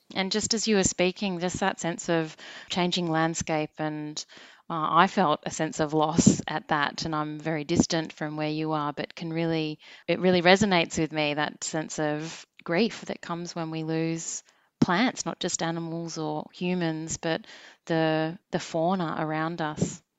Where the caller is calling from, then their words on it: Melbourne, Victoria, Australia; I'm calling from Melbourne.